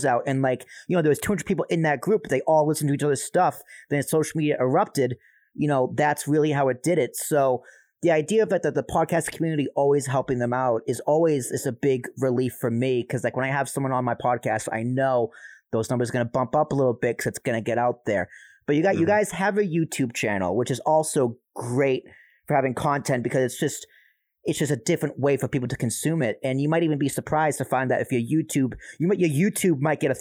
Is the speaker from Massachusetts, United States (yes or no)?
yes; Braintree, Massachusetts, United States; I grew up in South Shore, Massachusetts. I grew up in Braintree, Massachusetts.